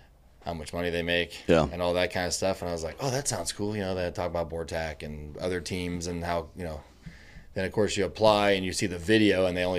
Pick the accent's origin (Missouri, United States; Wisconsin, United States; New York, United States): Missouri, United States; now in El Paso, United States; In Northeast Missouri. So okay. I went to the University of Missouri.